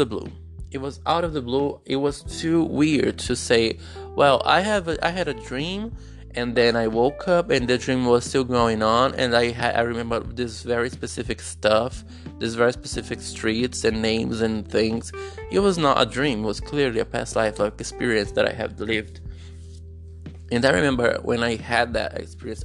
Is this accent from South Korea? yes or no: no; Brazil; English is a second language; English is not my main language. I'm a Brazilian guy struggling in poverty.